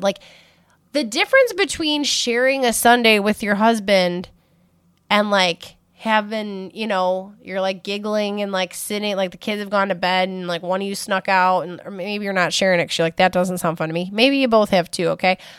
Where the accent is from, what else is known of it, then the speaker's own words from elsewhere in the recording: Buffalo, New York, United States; I am from Buffalo, New York